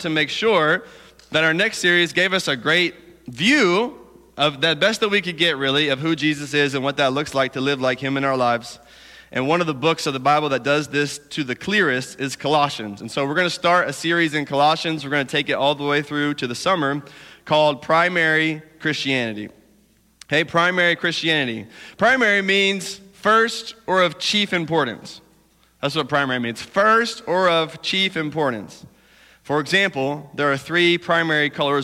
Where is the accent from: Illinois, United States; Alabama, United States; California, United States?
Alabama, United States; accent: southern; moved away; I'm from Alabama